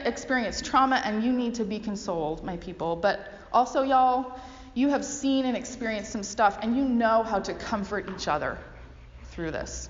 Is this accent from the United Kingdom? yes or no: no; Canada; also born or lived in United States (Northwest); now in United States; But as a Canadian, I grew up thinking